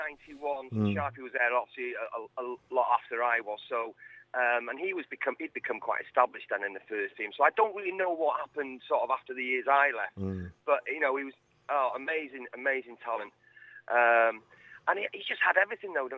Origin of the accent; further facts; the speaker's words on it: Cannock, West Midlands, United Kingdom; accent: Midlands, Staffordshire; now in Wales; I was born in England, as it happens, through Welsh parentage